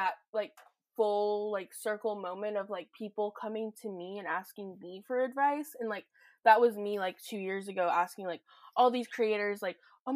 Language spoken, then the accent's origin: English; Charlotte, North Carolina, United States; moved away as an adult; now in Oregon, United States; I'm originally from Charlotte, North Carolina